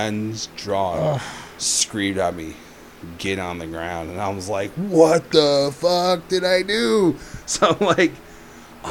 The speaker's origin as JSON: {"language": "English", "town": "Redlands", "region": "California", "country": "United States", "tie": "born or raised there", "also_born_or_lived": "Loma Linda / Banning", "said": "born in Loma Linda. But raised in Redlands for, I'd say, about 14 years. And then when I was 14, I moved to Banning"}